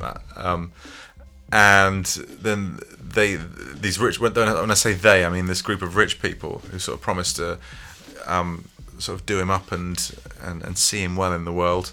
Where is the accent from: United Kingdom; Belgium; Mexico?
United Kingdom; England; as British men and as, as particularly Englishmen, like especially growing up in the in the nineties